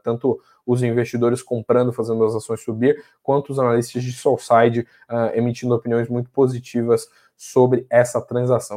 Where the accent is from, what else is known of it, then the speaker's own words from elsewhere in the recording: Santa Catarina, Brazil; minha terra, de onde eu nasci, lá de Santa Catarina